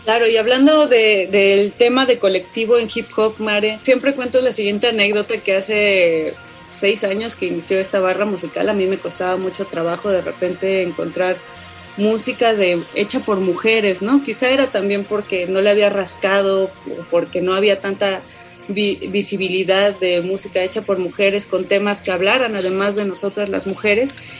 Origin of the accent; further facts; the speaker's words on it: Oaxaca, Mexico; soy de Oaxaca, pero de, de ya de la ciudad de Oaxaca